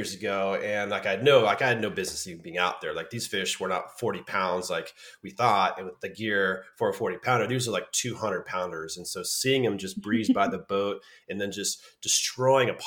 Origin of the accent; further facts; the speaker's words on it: Santa Cruz, California, United States; growing up in Santa Cruz on the coast